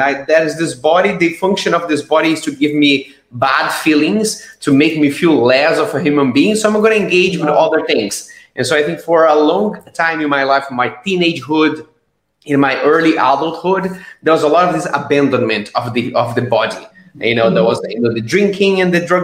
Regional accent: Brazil; now in Estonia; I am originally from Brazil. Right now, I live in Estonia.

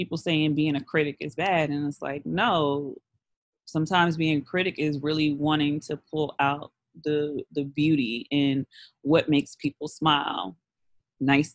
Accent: New York City, New York, United States; growing up in Brooklyn around all these black kids

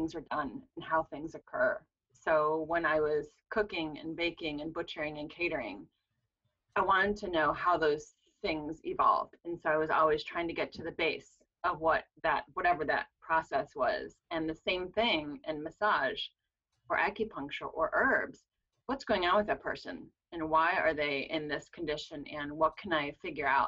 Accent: Ohio, United States; moved away as an adult; also born or lived in Arizona / St. Augustine, Florida / Colorado; I was born in Ohio, so my family has always been here.

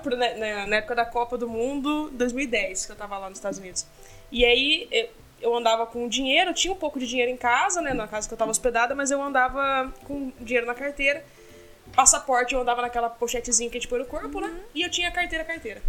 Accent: Brazil; eu sou do Brasil, acabei de chegar.

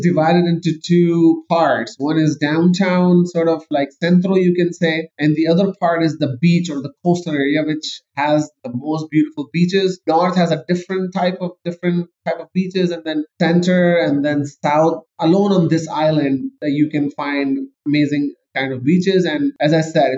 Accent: Pakistan; moved away as an adult; also born or lived in Canada; I am actually born and raised in Pakistan

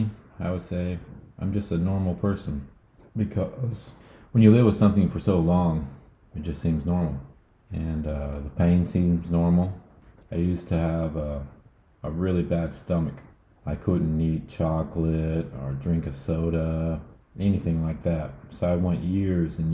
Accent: United States; being American

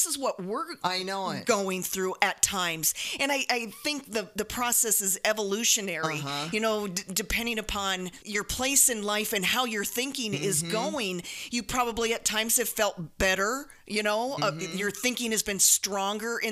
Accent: South Dakota, United States; Jody and I grew up in South Dakota, two meat and potatoes kinds of girls

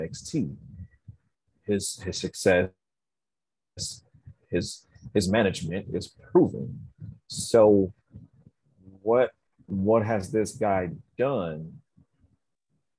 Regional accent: San Diego, California, United States; I'm an inner city kid. I'm from City Heights.

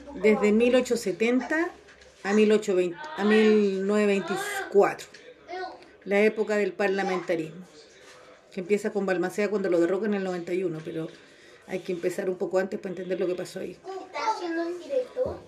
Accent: Chile; nosotros, que somos chilenos

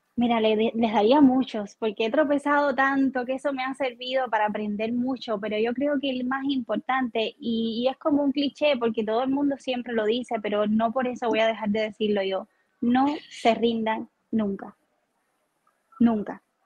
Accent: Guanabo, Havana, Cuba; moved away; yo vengo de Guanabo, de la playa

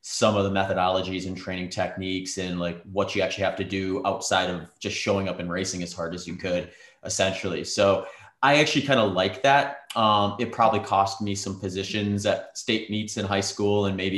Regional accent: Wisconsin, United States; moved away as an adult; also born or lived in Minnesota / Nebraska; now in Phoenix, United States; we ended up in Wisconsin by the time I was 8. And that's where I basically grew up. I went to high school and college in Wisconsin

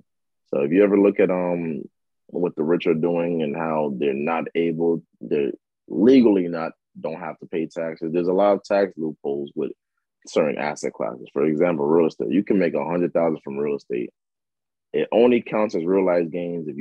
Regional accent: New York City, New York, United States; also born or lived in Democratic Republic of the Congo; I grew up in a neighborhood called Lafayette City in Queens, New York

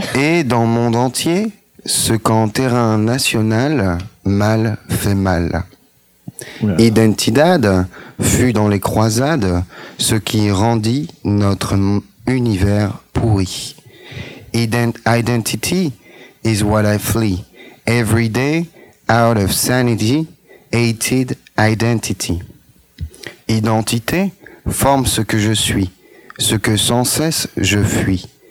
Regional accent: France; moi, je suis français

